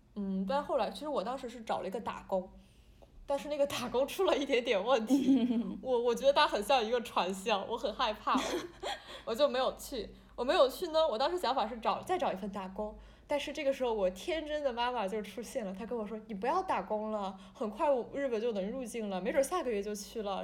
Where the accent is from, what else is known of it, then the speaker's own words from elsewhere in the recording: China; 我来自中国啊，我的家乡怎么样，我住的房子旁边有条河